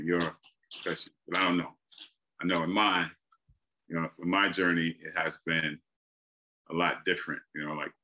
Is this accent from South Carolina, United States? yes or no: yes; South Carolina, United States; I was born here. I was born in South Carolina